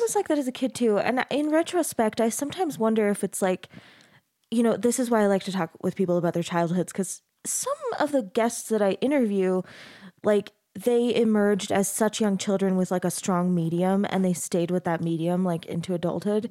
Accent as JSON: {"language": "English", "region": "Arizona", "country": "United States", "tie": "born or raised there", "moved": "yes", "lives_now": "Utah, United States", "said": "I grew up in Arizona, so I've, I've been in Utah about ten years now"}